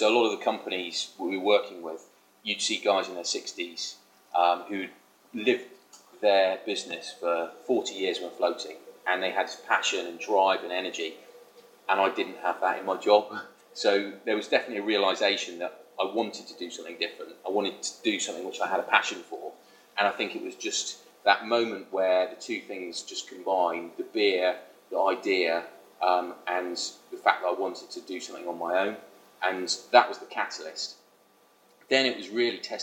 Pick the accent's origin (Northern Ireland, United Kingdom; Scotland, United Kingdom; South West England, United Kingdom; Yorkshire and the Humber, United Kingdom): South West England, United Kingdom; Salisbury; now in London, United Kingdom; I grew up in Salisbury